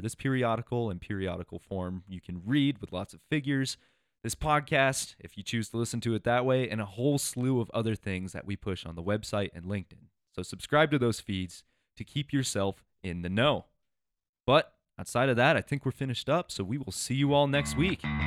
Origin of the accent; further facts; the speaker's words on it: Iowa, United States; moved away as an adult; also born or lived in Colorado; I grew up in Iowa, and every time I would come out to Colorado for school